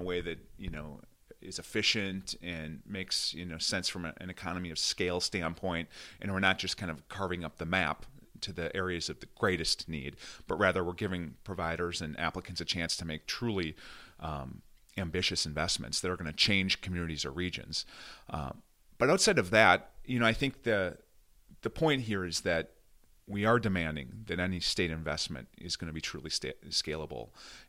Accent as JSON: {"language": "English", "town": "Red Wing", "region": "Minnesota", "country": "United States", "tie": "born or raised there", "said": "Not only did I have a chance to represent my hometown of Red Wing in this beautiful, swath of southeastern Minnesota, bluff country, trout streams"}